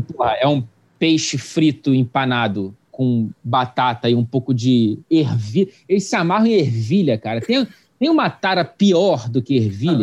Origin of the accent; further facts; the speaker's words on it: Brazil; also born or lived in Wichita, Kansas; no Brasil, eu e tu, a gente é branco